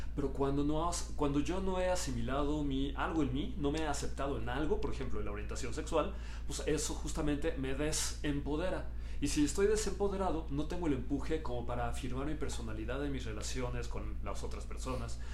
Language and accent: Spanish; Mexico; Mi identidad es que yo soy mexicano